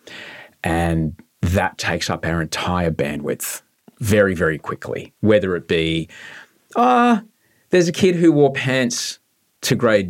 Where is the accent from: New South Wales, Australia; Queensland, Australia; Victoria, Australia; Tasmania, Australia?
Queensland, Australia; Brisbane; I'm from Brisbane